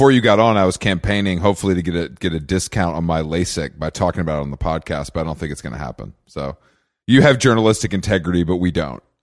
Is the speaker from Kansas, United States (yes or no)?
no; Philadelphia, Pennsylvania, United States; moved away; also born or lived in New York / Los Angeles; I grew up in Philadelphia.